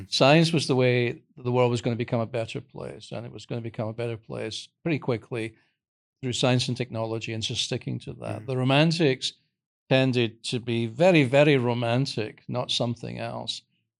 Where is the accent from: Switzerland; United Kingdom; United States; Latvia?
United Kingdom; but I'm from Britain